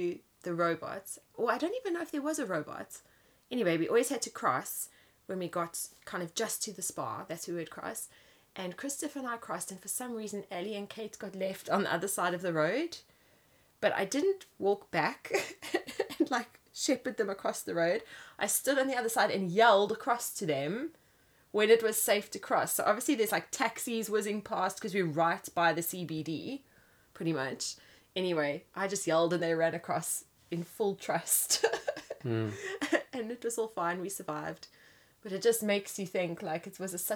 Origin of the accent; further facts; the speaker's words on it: Johannesburg, Gauteng, South Africa; now in England; So when I grew up in Kensington